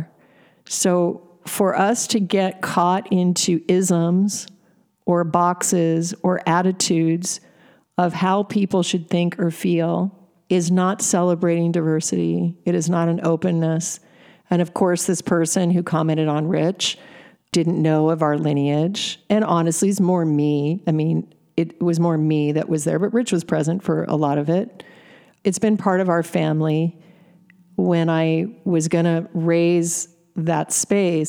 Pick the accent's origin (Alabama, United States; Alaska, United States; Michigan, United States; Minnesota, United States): Alaska, United States; I was raised in Alaska